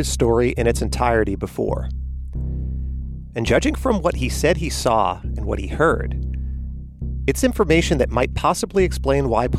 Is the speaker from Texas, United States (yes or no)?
no; Long Island, New York, United States; I'm also from Long Island. Both of us grew up just a few miles from Gilgo Beach